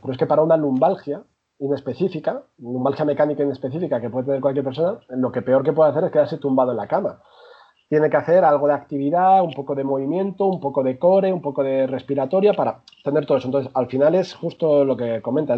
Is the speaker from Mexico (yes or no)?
no; Madrid, Community of Madrid, Spain; yo, soy, de Madrid, yo nací en Madrid, aunque mi familia es de origen segoviano